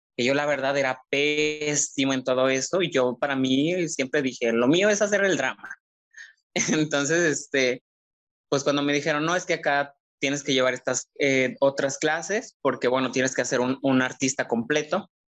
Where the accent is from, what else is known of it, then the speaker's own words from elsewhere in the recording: Jala, Nayarit, Mexico; moved away as an adult; now in Tepic, Mexico; efectivamente soy de Jala. Yo soy del pueblo mágico de Jala.